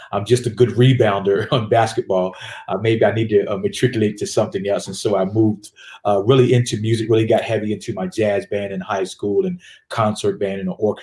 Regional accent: Richmond, Virginia, United States; moved away as an adult; also born or lived in Delaware / North Carolina; now in Atlanta, United States; we moved to Richmond, Virginia. And upon moving to Richmond, Virginia, that's where I matriculated through a little bit of middle school and high school

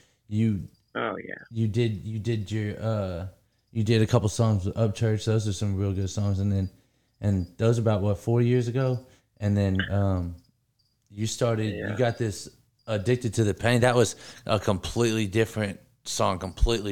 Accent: California, United States; we grew up in California

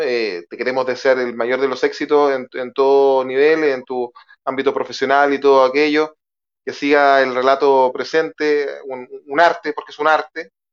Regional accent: Chile; como chileno

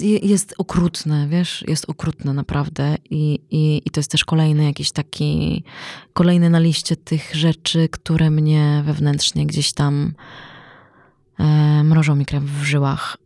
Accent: Poland; my jesteśmy z Polski

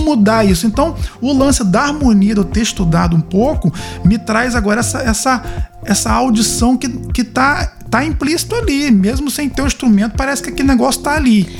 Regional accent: Cambuci, Rio de Janeiro, Brazil; Eu sou de Cambuci interior do estado do Rio de Janeiro

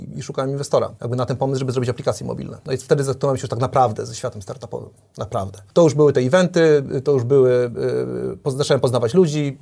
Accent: Kołobrzeg, West Pomeranian Voivodeship, Poland; also born or lived in Michigan, United States; Ja pochodzę z Kołobrzegu, z mojej miejscowości.

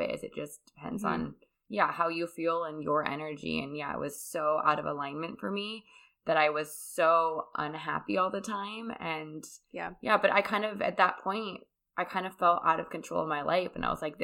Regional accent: California, United States; moved away as an adult; also born or lived in Colorado / Bali / Costa Rica / Mexico; now in North Carolina, United States; I grew up in California

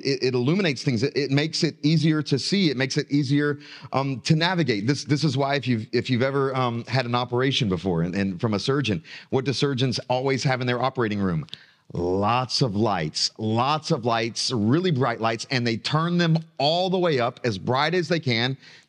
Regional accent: South Carolina, United States; I grew up in South Carolina, and my family, except for me, they're all still in South Carolina, okay? And I've got great affection for South Carolina, you know, but I love being in North Carolina now.

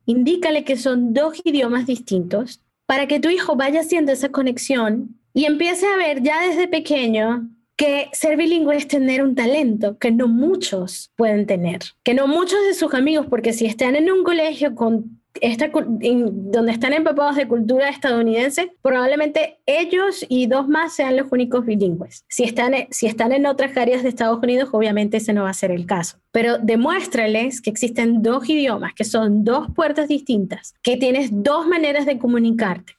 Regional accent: Maracaibo, Zulia, Venezuela; also born or lived in Peru; now in United States; mi papá y mi mamá y yo también nacimos en Perú. Yo llegué a Venezuela cuando tenía un añito

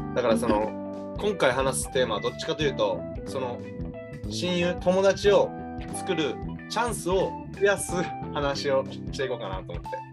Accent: Japan; moved away as an adult; now in Canada; I'm from Japan

